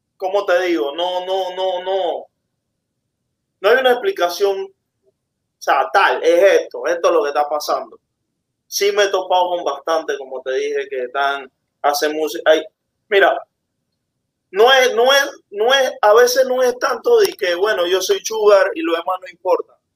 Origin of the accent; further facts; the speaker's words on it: Panama; Es mi pensamiento como panameño